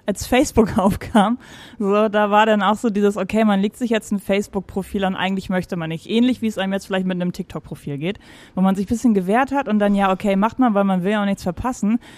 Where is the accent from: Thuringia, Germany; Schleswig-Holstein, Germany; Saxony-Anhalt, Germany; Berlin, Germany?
Schleswig-Holstein, Germany; also born or lived in Mecklenburg-Vorpommern / Stuttgart; now in Hamburg, Germany; vier war ich, als vier. wir rübergezogen sind. Mhm, nach Schleswig-Holstein.